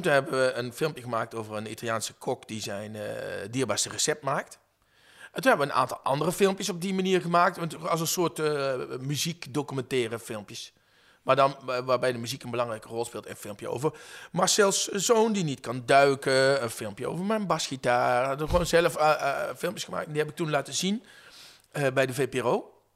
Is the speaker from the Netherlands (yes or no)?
yes; Venlo, Limburg, Netherlands; now in Utrecht, Netherlands; Ik kom oorspronkelijk uit Venlo